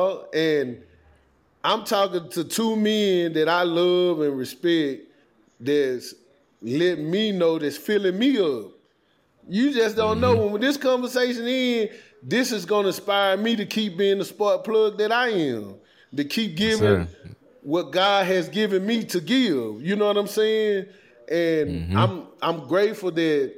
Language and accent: English; the South, United States; moved away; I grew up in the South